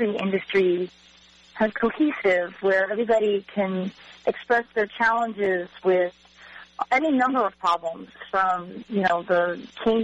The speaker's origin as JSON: {"language": "English", "region": "Michigan", "country": "United States", "also_born_or_lived": "North Carolina", "moved": "as an adult", "lives_now": "Fuquay-Varina, United States", "said": "I'm originally from Michigan"}